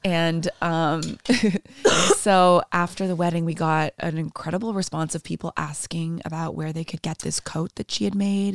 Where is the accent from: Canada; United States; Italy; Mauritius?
Canada; Toronto, Ontario; first language Portuguese; English is a second language; moved away as an adult; now in Iceland; I grew up in Toronto